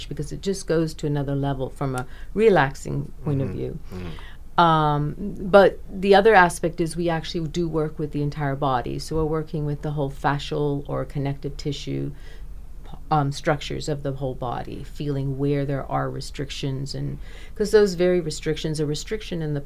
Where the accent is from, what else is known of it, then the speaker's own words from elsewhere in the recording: Bahamas; I'm from the Bahamas, so I would fly over from Nassau and do my classes and fly back.